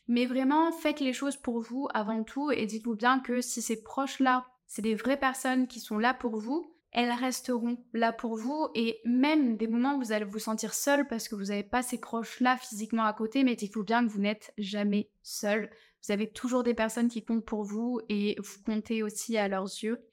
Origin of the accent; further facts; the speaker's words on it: France; accent: French; moved away; avoir mon accent français